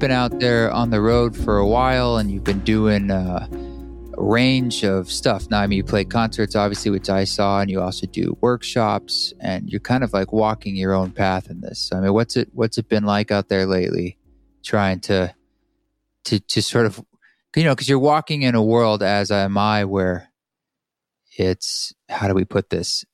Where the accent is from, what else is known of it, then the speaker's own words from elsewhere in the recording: Boulder, Utah, United States; down in Boulder, Utah, in my, my hometown.